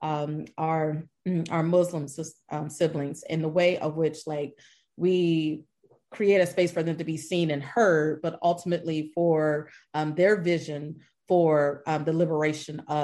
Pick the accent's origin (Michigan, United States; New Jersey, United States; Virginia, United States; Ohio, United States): Ohio, United States; Columbus; now in Dallas-Fort Worth, United States; I'm originally from Columbus, Ohio, but I've been here in the Dallas-Fort Worth Metroplex for about 15 years